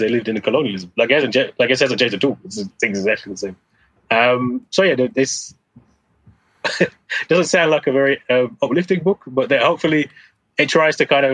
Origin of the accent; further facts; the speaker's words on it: Birmingham, West Midlands, United Kingdom; I'm from Birmingham